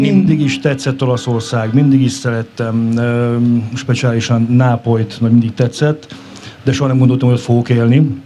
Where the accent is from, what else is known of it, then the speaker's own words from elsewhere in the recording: Dunaújváros, Fejér, Hungary; moved away as an adult; also born or lived in Italy; itt születtem, itt élek.